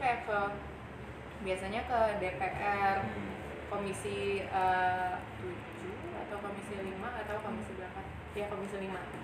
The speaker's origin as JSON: {"language": "Indonesian", "town": "Makassar", "region": "South Sulawesi", "country": "Indonesia", "tie": "born or raised there", "also_born_or_lived": "Bogor", "moved": "as an adult", "said": "waktu itu sekolahnya di Makassar"}